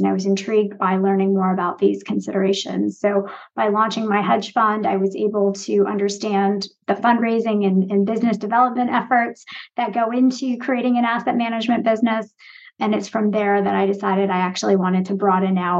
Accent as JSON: {"language": "English", "area": "outside of Boston", "region": "Massachusetts", "country": "United States", "tie": "born or raised there", "also_born_or_lived": "Michigan / Chicago", "moved": "yes", "said": "I grew up outside of Boston"}